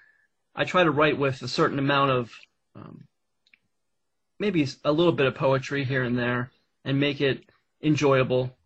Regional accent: Pennsylvania, United States; the adventures I had with my brother in our youth here in Pennsylvania.

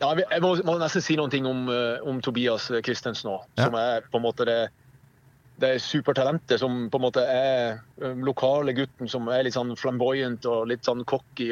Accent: Saltdal, Nordland, Norway; moved away as an adult; now in Kristiansand, Norway; Jeg kommer opprinnelig fra en, eh, en, liten kommune i Nordland som heter Saltdal kommune

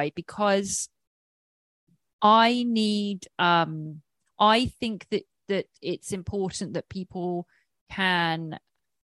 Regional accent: England, United Kingdom; I'm English

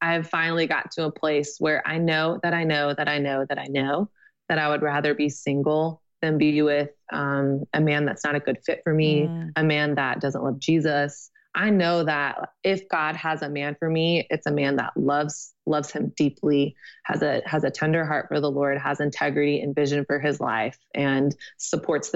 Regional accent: Texas, United States; moved away as an adult; now in New York, United States; I'm from Texas and I went to a thing at my youth group when I was 17

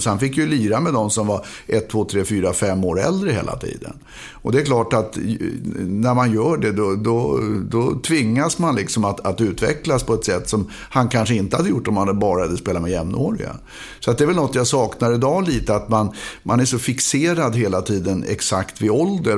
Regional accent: Stockholm, Stockholm County, Sweden; born or raised there

